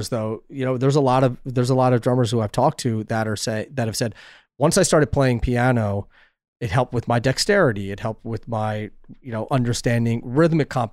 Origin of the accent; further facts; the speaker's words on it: West Chester, Pennsylvania, United States; moved away; also born or lived in New York area; From Westchester, Pennsylvania